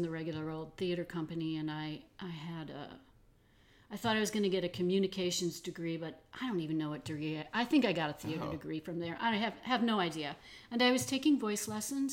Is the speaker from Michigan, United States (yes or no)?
yes; Detroit, Michigan, United States; I grew up mostly in Detroit